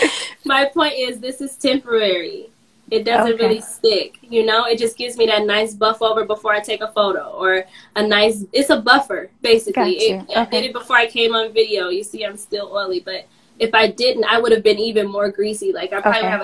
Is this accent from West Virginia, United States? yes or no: no; Chicago, Illinois, United States; I'm from Chicago, born and raised